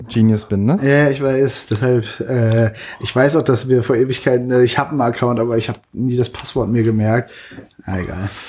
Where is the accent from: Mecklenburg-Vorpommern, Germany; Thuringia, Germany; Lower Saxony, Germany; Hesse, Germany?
Lower Saxony, Germany; Zetel; now in Berlin, Germany; ich bin in einem Dorf in Norddeutschland groß geworden.